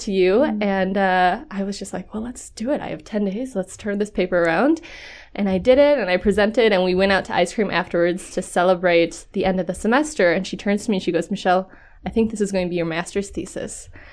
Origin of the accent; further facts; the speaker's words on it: Minnesota, United States; I'm a nobody from Minnesota